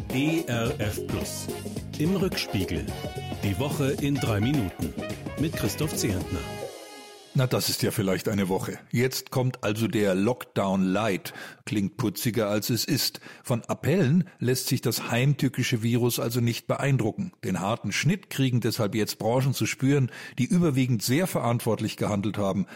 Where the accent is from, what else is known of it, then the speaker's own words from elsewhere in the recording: Germany; bei uns in Deutschland